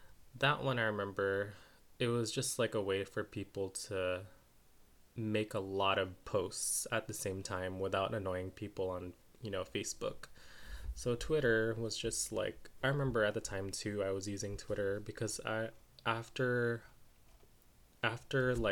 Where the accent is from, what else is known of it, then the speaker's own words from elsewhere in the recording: United States; I'm Filipino American